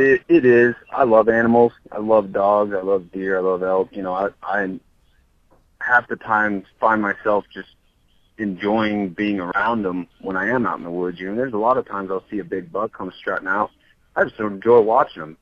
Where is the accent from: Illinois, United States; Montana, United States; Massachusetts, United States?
Montana, United States; I grew up cattle ranching in Montana